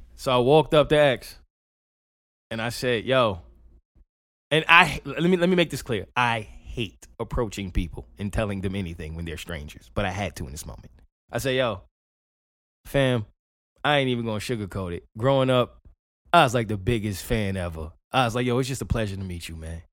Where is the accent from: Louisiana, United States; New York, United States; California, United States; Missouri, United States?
New York, United States; I'm from New York